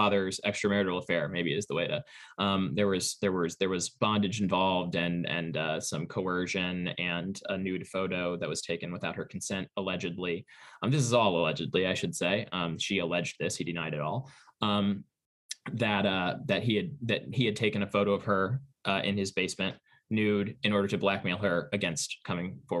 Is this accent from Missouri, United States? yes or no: yes; St. Louis, Missouri, United States; moved away; I am from St. Louis, so these books and bookshelves belong to my parents